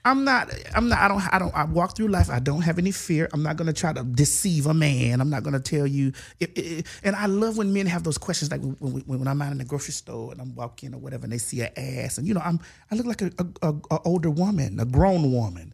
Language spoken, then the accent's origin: English; Dade County, Florida, United States; I'm from Dade County